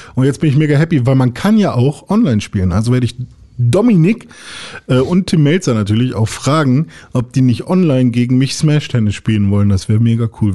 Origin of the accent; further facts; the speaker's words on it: Germany; bei uns in Deutschland